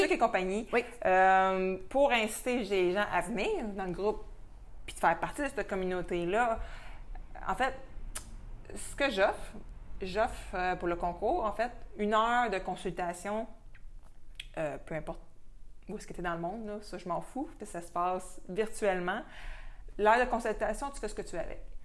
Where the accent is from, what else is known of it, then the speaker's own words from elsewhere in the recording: Quebec, Canada; notre accent, des fois, il peut être un peu incompréhensible